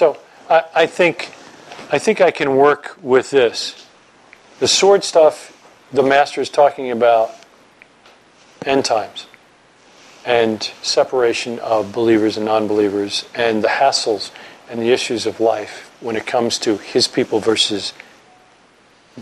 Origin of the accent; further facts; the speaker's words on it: New York, United States; moved away; I'm from New York.